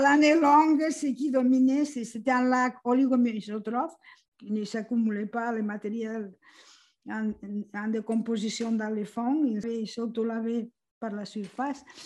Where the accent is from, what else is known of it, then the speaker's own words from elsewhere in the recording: Catalonia, Spain; moved away as an adult; je suis originaire de la Catalogne, en Espagne